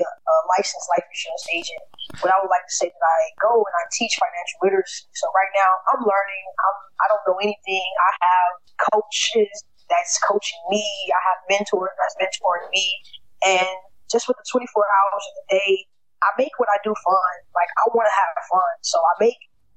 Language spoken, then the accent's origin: English; Chicago, Illinois, United States; I'm from Chicago